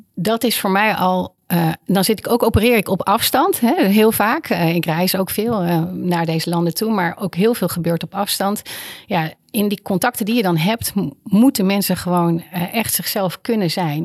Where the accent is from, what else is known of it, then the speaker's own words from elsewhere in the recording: Netherlands; ik heb heel vaak als Nederlander in het buitenland